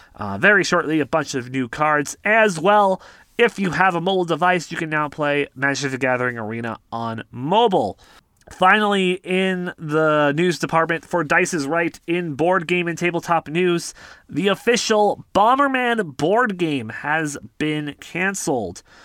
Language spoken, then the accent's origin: English; Canada